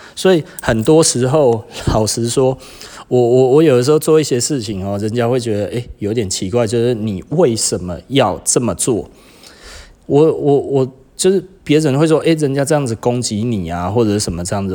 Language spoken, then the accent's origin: Chinese; Taiwan; 我们台湾人